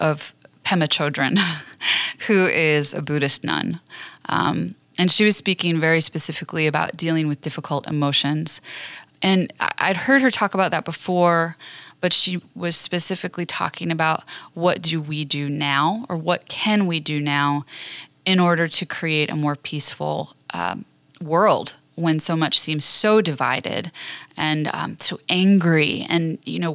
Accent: Washington, District of Columbia, United States; growing up in Washington, DC

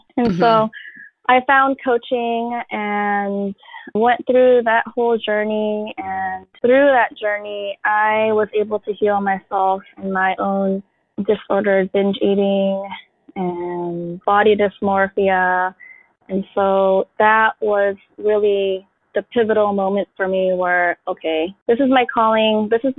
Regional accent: Philippines; accent: Filipino; I did have a little bit of shame around being Filipino, because I remember vividly when I was in kindergarten, we were reading words off of the chalkboard, and my fob accent came out.

